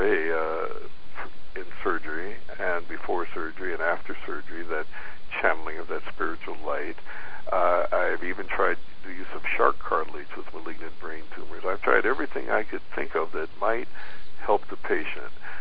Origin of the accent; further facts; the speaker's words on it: Philippines; being a Filipino person